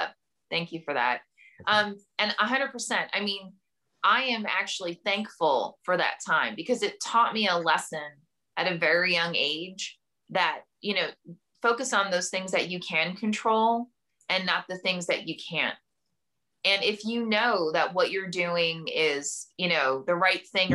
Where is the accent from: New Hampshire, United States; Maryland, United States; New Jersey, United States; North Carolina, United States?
New Jersey, United States; Camden; I grew up in Camden, New Jersey, which at the time was one of the most dangerous cities in America